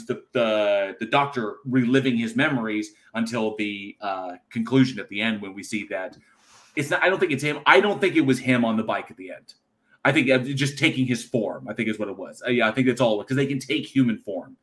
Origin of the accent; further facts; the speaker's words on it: California, United States; moved away; also born or lived in Texas; born and raised California, living in Texas